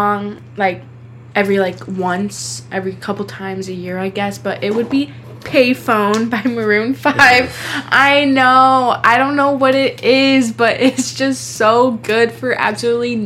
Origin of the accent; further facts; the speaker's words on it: Wisconsin, United States; we're from Wisconsin